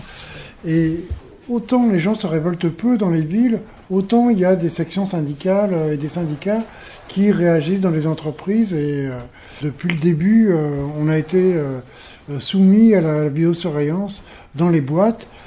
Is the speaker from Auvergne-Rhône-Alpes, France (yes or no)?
no; Paris, Île-de-France, France; je viens de Paris